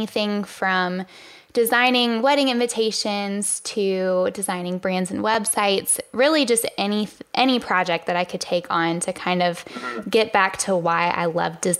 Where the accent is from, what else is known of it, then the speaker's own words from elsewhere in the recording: Virginia, United States; moved away as an adult; now in Charlotte, United States; I'm originally from Virginia.